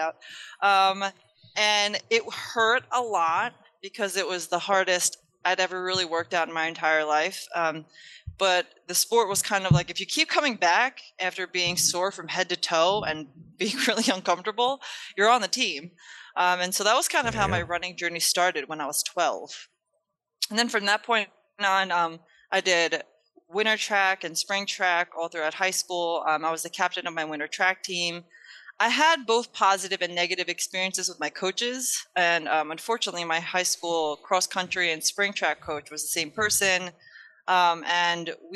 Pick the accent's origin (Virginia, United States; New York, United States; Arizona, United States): New York, United States; also born or lived in Japan / Queens; now in Charlotte, United States; I was born in Japan, raised in New York